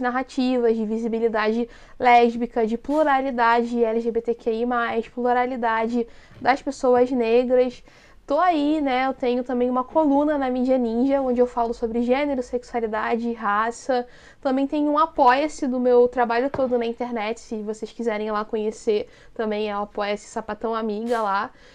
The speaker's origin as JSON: {"language": "Portuguese", "region": "Rio de Janeiro", "country": "Brazil", "said": "sou da capital do, do Rio de Janeiro"}